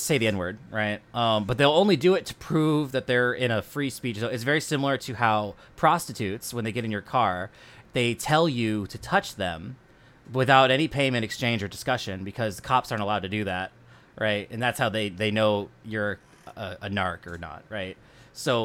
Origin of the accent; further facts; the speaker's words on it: West Coast, United States; I grew up on the West Coast